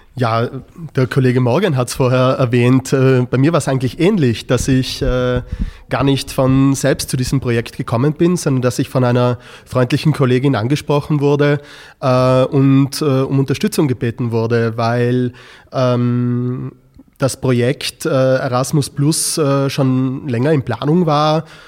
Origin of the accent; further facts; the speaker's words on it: South Tyrol, Trentino-Alto Adige, Italy; ich bin in einer Grenzregion aufgewachsen, dadurch ist das Thema der, die Frage der nationalen Identität etwas, das mich äh, von Kind an begleitet hat